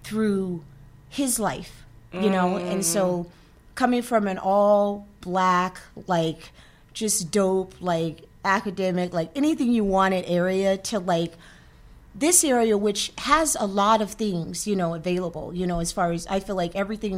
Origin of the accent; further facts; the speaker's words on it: California, United States; also born or lived in Washington, D.C.; now in Massachusetts, United States; I was from Cali. We came out from a group from Cali